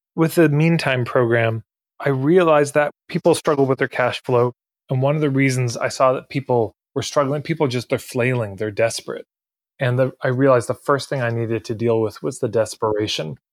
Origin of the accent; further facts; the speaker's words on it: Edmonton, Alberta, Canada; I'm from Edmonton, Alberta. I grew up here